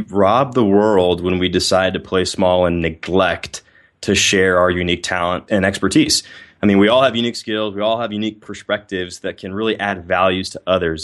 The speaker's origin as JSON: {"language": "English", "town": "Littleton", "region": "Colorado", "country": "United States", "tie": "born or raised there", "also_born_or_lived": "Ohio", "moved": "yes", "lives_now": "Atlanta, United States", "said": "originally, I grew up in Littleton, Colorado, right outside Denver"}